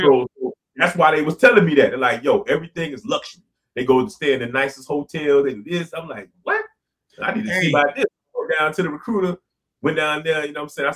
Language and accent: English; Miami Gardens, Florida, United States; a dude from Miami-Dade County, born and raised Carroll City